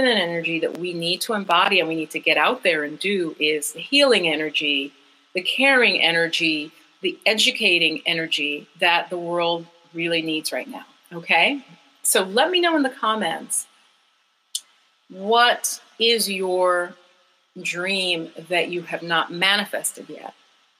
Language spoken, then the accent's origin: English; Jamaica; We're a tropical people, I'm saying. I'm from Jamaica